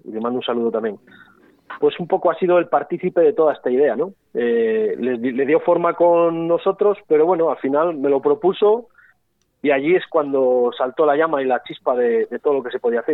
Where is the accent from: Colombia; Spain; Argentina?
Spain; somos españoles